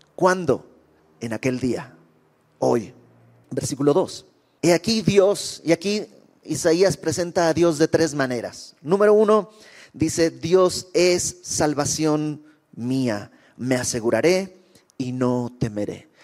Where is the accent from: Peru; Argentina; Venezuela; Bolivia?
Bolivia; now in Mexico; Yo soy de Bolivia y conocí al Señor cuando llegué a México en aquel lejano 1999